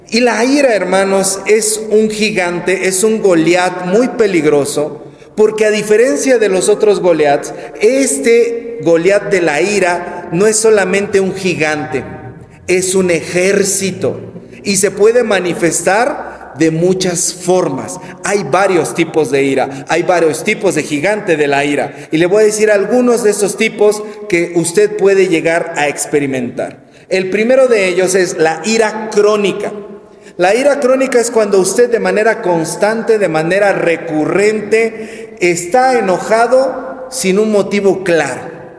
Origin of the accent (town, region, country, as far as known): Mexico